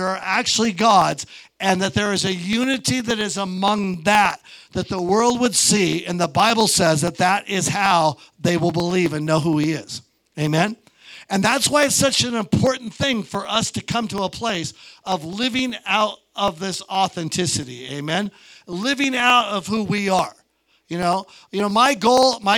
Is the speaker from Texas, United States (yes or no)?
no; Montana, United States; I'm from Montana